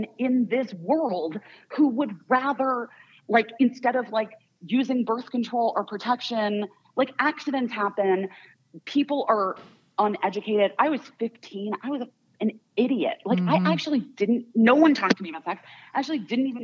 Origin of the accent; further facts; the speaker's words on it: Arizona, United States; I grew up in Arizona.